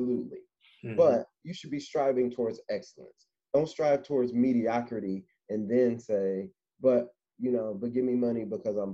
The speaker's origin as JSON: {"language": "English", "town": "Indianapolis", "region": "Indiana", "country": "United States", "tie": "born or raised there", "moved": "yes", "lives_now": "Cincinnati, United States", "said": "Born and raised in Indianapolis, Indiana, and currently living in Cincinnati, Ohio"}